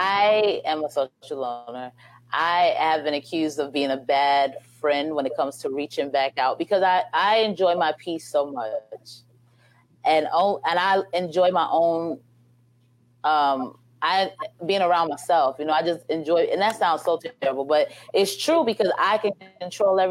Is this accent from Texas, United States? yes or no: no; New York City, New York, United States; now in Houston, United States; I'm from Brooklyn.